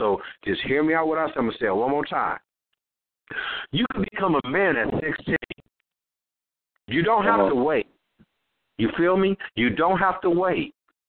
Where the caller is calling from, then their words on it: Los Angeles, California, United States; I'm coming live from South Central Los Angeles, Compton and Watts. Represent all that right there from the West Coast.